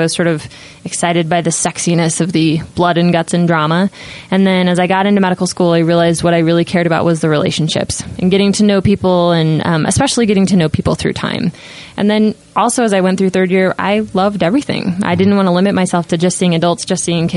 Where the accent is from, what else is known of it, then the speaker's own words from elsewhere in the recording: Twin Falls, Idaho, United States; moved away as an adult; now in Utah, United States; I went back to Twin Falls, which is my hometown